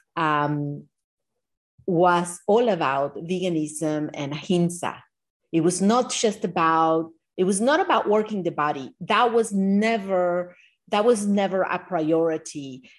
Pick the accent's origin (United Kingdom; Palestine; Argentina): Argentina; now in Miami Beach, United States; growing up in Argentina